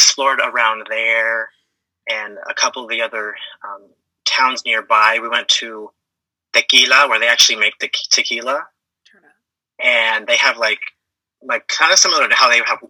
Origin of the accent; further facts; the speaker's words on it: Daly City, California, United States; now in Fairfield, United States; I'm originally from Daly City, South San Francisco area, but now I live in Fairfield, California